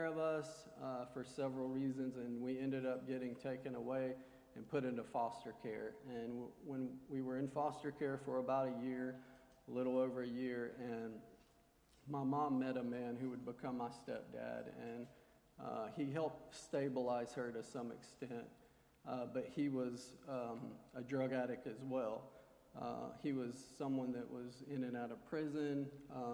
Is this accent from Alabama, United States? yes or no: yes; Montgomery, Alabama, United States; I was born here in Montgomery